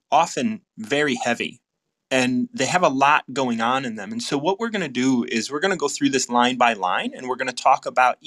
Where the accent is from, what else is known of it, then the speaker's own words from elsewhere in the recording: United States; I'm from the States